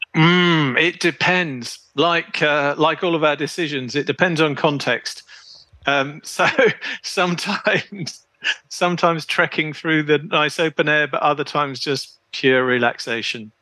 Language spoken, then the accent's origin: English; United Kingdom; moved away as an adult; also born or lived in Poland; being a Brit